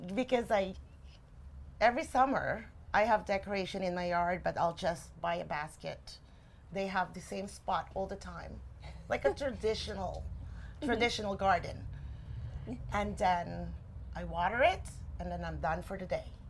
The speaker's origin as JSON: {"language": "English", "town": "Angono", "region": "Calabarzon", "country": "Philippines", "tie": "born or raised there", "moved": "yes", "said": "I was born and raised in the Philippines. And the town where I grew up is Angono Rizal"}